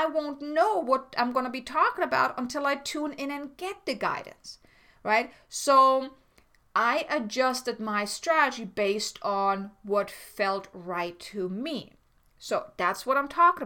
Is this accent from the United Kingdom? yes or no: no; Germany; moved away; I'm from Germany